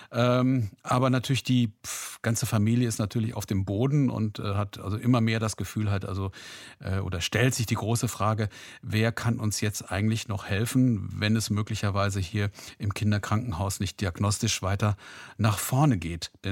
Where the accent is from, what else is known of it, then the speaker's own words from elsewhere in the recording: Recklinghausen, North Rhine-Westphalia, Germany; meine Heimatstadt ist Recklinghausen.